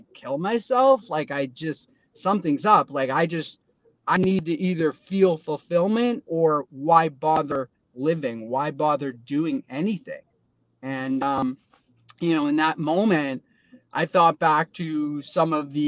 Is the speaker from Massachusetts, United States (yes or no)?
yes; Boston, Massachusetts, United States; I grew up in Boston